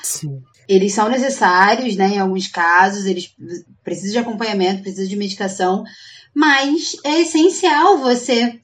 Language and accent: Portuguese; Brazil; A gente é brasileira mesmo.